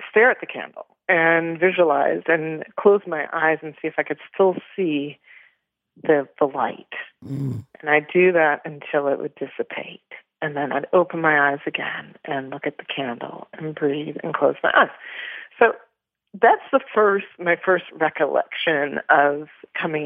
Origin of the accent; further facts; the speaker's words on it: Toronto, Ontario, Canada; I was born in Toronto, Canada